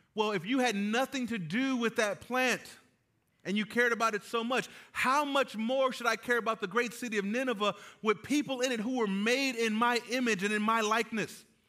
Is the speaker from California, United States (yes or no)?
yes; California, United States; moved away; I am from California